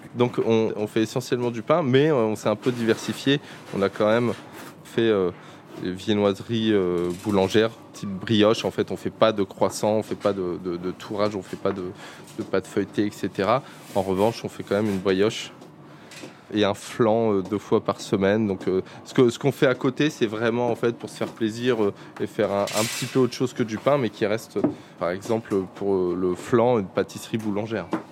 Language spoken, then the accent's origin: French; Paris, Île-de-France, France; en tant que Parisien